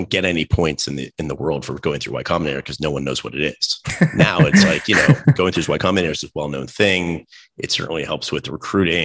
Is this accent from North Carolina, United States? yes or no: yes; Raleigh, North Carolina, United States; I grew up in Raleigh, North Carolina